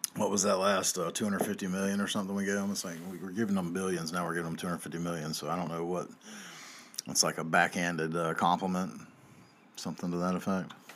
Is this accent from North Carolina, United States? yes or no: yes; North Carolina, United States; I'm from North Carolina here